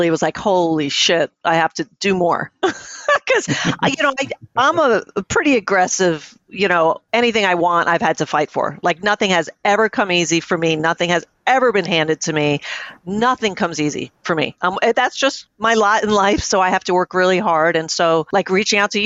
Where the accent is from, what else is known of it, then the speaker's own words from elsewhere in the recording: New York City, New York, United States; I grew up in New York City